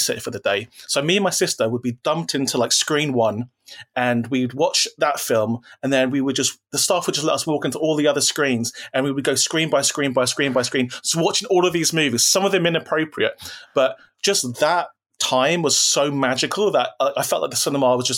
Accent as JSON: {"language": "English", "region": "London", "country": "United Kingdom", "said": "I'm from South London"}